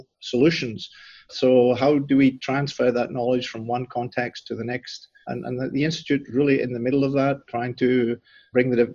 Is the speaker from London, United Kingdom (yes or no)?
no; southwest Scotland, United Kingdom; moved away as an adult; now in Nebraska, United States; I actually grew up in a rural part of southwest Scotland on a family farm